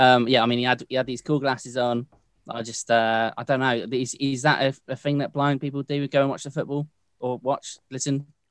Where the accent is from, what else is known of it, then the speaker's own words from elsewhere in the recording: London, United Kingdom; also born or lived in Hamburg; from London